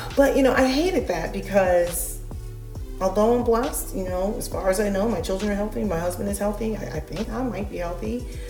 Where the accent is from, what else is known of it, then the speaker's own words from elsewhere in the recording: United States; I am American. I was born here